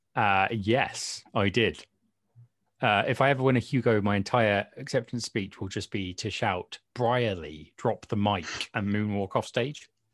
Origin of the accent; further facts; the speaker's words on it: United Kingdom; accent: British; I am, as you probably can tell from my accent, um, uh, British